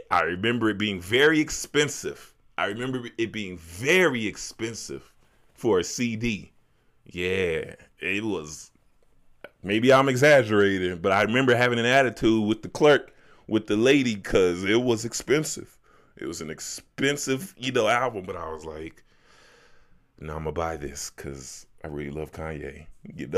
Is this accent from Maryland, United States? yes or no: no; Chicago, Illinois, United States; also born or lived in Las Vegas, United States; now in Denver, United States; growing up in Chicago